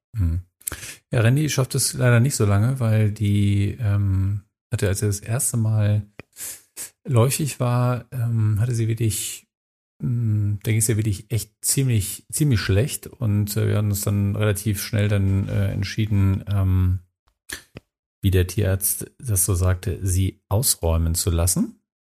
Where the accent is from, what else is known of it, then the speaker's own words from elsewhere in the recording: Minden, North Rhine-Westphalia, Germany; in meiner Heimatstadt Minden